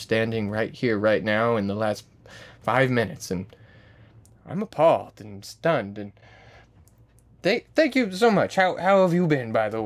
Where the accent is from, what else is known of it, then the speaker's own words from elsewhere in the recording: Southern Utah, United States; I grew up in Mormonism, actually, like in Latter-day Saint, Southern Utah, conservative